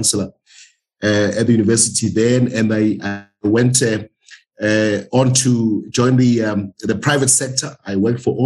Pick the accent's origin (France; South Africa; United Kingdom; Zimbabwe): South Africa; Witbank, Mpumalanga; moved away as an adult; also born or lived in Cape Town; born there. I grew up there. I went to school there